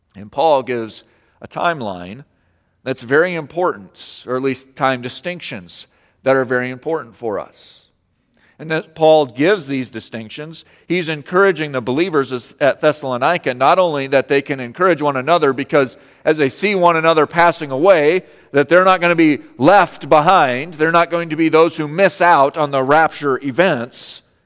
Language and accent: English; Colorado, United States; moved away; I grew up in Colorado